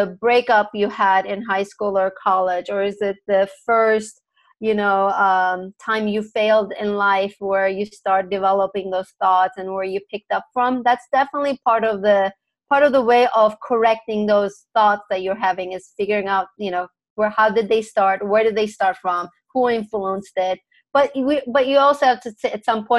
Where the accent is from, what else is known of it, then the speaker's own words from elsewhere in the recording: Turkey; also born or lived in San Diego, United States; now in Los Angeles, United States; I was actually born and raised in Turkey